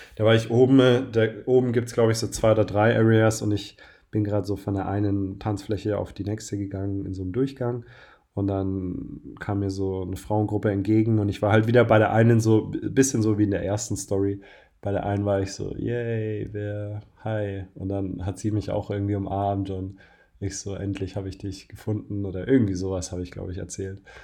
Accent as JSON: {"language": "German", "region": "Bavaria", "country": "Germany", "moved": "yes", "lives_now": "Berlin, Germany", "said": "Ich komme ja aus Bayern"}